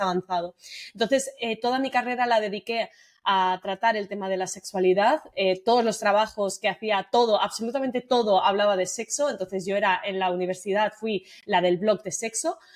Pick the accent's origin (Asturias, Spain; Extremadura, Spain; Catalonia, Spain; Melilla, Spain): Catalonia, Spain; Sabadell; moved away as an adult; also born or lived in Tarragona; now in Madrid, Spain; Yo soy de Sabadell, de Barcelona